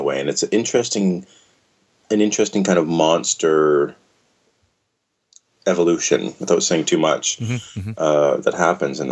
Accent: Canada; as a Canadian, I say chocolate bar

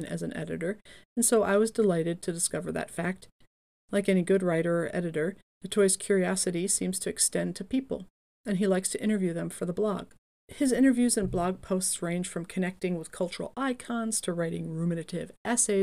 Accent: Atlantic City, New Jersey, United States; moved away; I am originally from Atlantic City

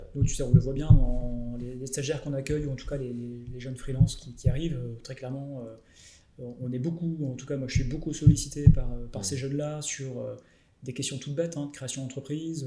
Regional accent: Lille, Hauts-de-France, France; je suis Lillois

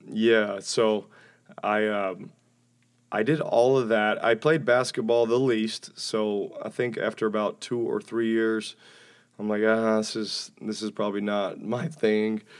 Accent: Alabama, United States; moved away; I enjoyed growing up in Alabama.

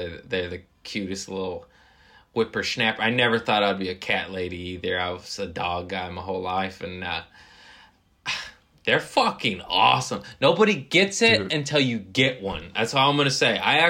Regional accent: United States; I am American.

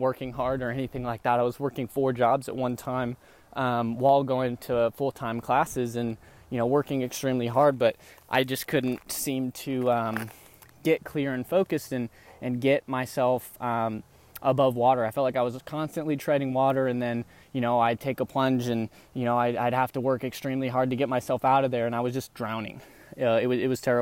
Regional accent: Dallas, Texas, United States; also born or lived in Tupelo, Mississippi; I'm from the Texas area. I've been pretty much not born there, born in Tupelo, Mississippi, but I was definitely raised there since I was young over in the Dallas area

